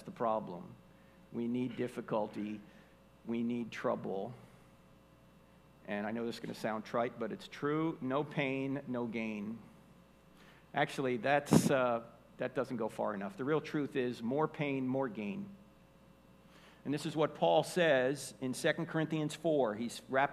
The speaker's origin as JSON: {"language": "English", "region": "New Jersey", "country": "United States", "tie": "born or raised there", "said": "I grew up in New Jersey."}